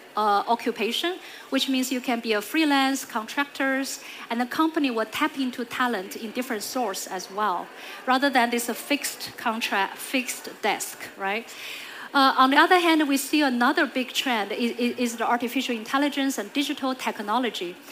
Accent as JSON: {"language": "English", "country": "China", "tie": "born or raised there", "moved": "yes", "said": "I grew up in China"}